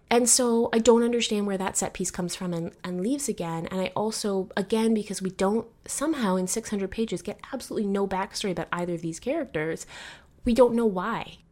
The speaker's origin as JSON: {"language": "English", "country": "Canada", "said": "my cultural positioning as Canadian"}